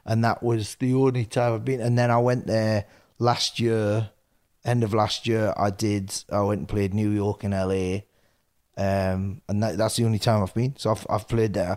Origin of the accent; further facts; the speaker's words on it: Newcastle upon Tyne, North East England, United Kingdom; when we were doing our previews up in Newcastle, this is my hometown